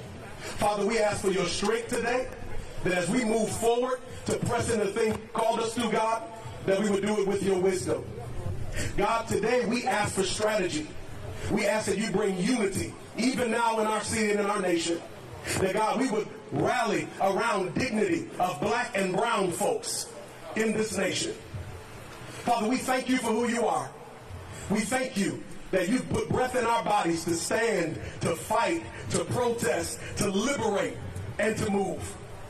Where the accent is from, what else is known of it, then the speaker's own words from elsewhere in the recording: Kenosha, Wisconsin, United States; We are residents here of Kenosha. We're from Kenosha, raised in Kenosha. Our families are here.